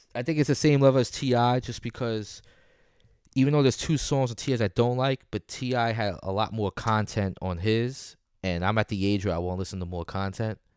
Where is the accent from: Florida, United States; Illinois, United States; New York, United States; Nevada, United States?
New York, United States